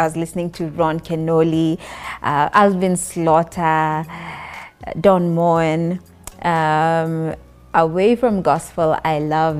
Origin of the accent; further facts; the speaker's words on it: Nairobi, Kenya; I was born in Nairobi, born and raised in Nairobi. Went to school in Nairobi, moved a little bit outside Nairobi for high school. I was in Lukenya Academy.